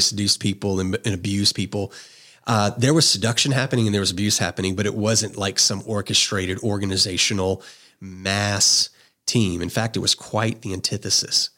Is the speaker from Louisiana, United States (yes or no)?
yes; just outside of New Orleans, South Louisiana, United States; I grew up in South Louisiana, um, just outside of New Orleans